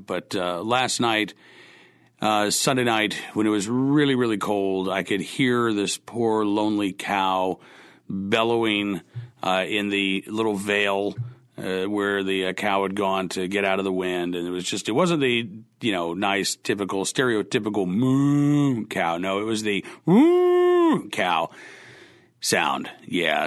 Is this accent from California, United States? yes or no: no; Oklahoma, United States; moved away; I was growing up in Oklahoma